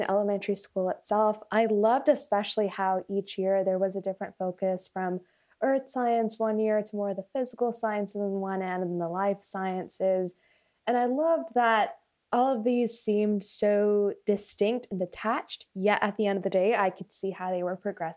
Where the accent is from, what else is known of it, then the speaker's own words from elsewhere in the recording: Folsom, California, United States; also born or lived in Alameda County, California; I grew up in Folsom, California, near Sacramento